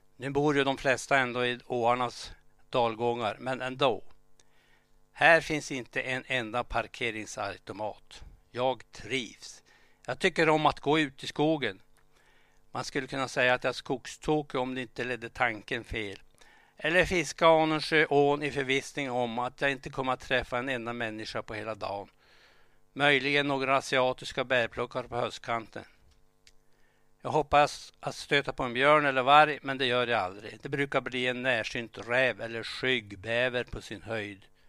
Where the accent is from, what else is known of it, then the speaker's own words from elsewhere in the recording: Vilhelmina, Västerbotten County, Sweden; själv växte jag upp i Vilhelmina